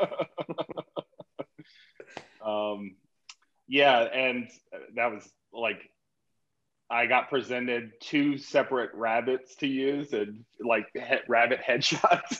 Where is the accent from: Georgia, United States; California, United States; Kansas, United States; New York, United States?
Georgia, United States; Atlanta; now in Los Angeles, United States; I grew up in Atlanta, Georgia